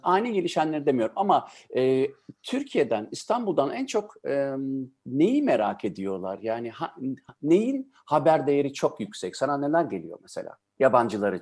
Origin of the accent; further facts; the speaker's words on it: Germany; benim babam Almanya'ya gastarbeiter olarak gittiğinde ben işte o yüzden zaten Almanya'da doğdum.